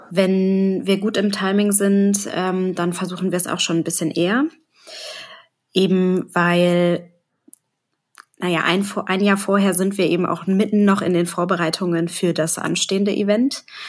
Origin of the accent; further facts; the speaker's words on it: Hamburg, Germany; wie man hören kann, ich komme aus Hamburg